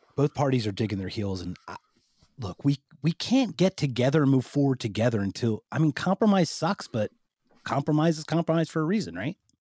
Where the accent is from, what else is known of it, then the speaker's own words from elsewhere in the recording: Philadelphia, Pennsylvania, United States; moved away; I'm from the Philadelphia area